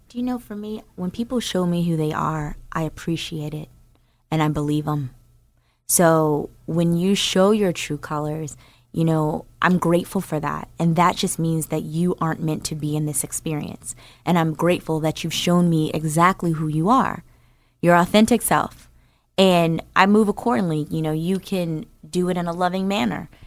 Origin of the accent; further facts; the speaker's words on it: Newark, New Jersey, United States; moved away; I'm from New Jer, from Newark, New Jersey